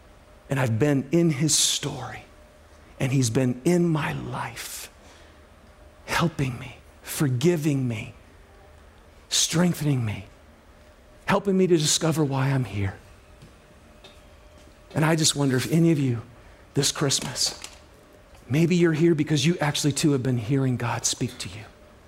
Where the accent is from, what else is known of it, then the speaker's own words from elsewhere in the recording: Lapeer, Michigan, United States; I'm from Lapeer, Michigan. Anybody ever hear of Lapeer? No? Well, it's near Flint. Does that help you? Okay. I grew up in a very rural, blue-collar home and family.